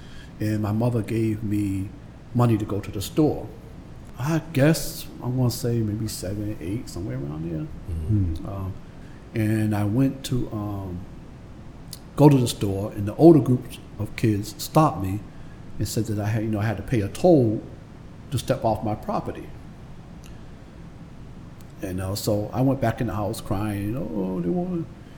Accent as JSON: {"language": "English", "town": "Boston", "region": "Massachusetts", "country": "United States", "tie": "born or raised there", "said": "I grew up on Facetown Street, late 60s. Facetown Street, Dorchester, at the time, it was considered the border of Dorchester and Roxbury. I think now they just say it's Dorchester."}